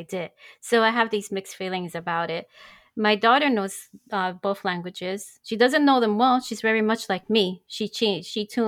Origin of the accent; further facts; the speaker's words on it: New York, United States; first language Spanish; English is a second language; I'm a first generation from Puerto Rican parents. I'm called New Yorican